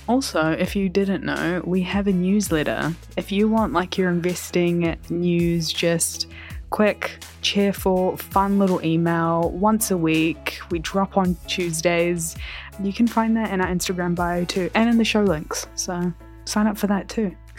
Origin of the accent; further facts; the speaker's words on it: Kerala, India; I'm South Indian, I'm Malayali, I'm from Kerala